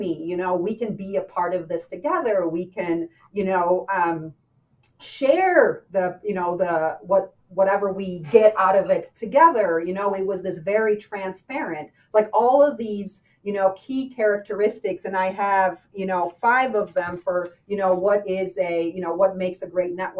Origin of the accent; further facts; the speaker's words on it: Albania; moved away; I grew up in Albania